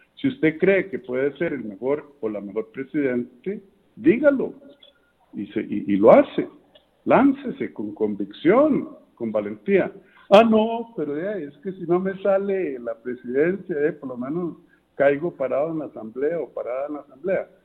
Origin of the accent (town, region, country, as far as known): Costa Rica